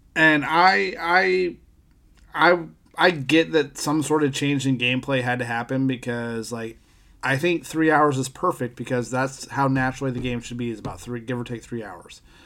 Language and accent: English; Western Pennsylvania, United States; now in California, United States; We grew up in Western Pennsylvania